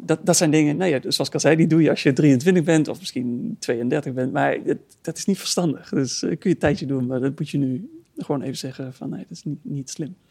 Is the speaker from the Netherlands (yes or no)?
yes; Netherlands; als Nederlandse jongen